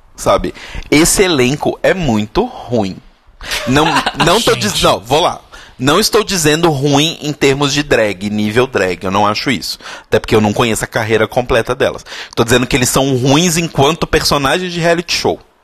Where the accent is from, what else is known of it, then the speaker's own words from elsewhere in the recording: Brazil; Nós brasileiros falamos inglês de um determinado jeito